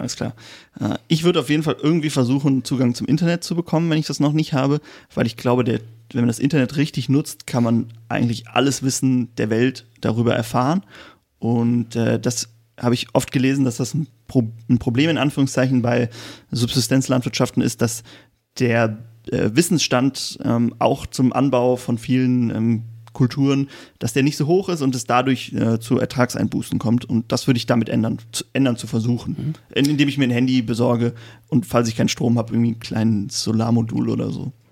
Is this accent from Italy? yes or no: no; Germany; als Deutscher